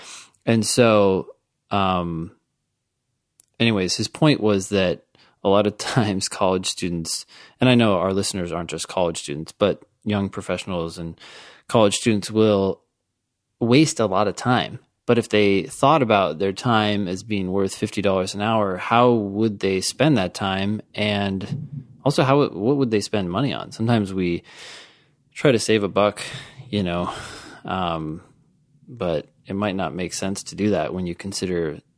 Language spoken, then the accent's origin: English; Ithaca, New York, United States; I am from Ithaca, New York. My whole family lives here.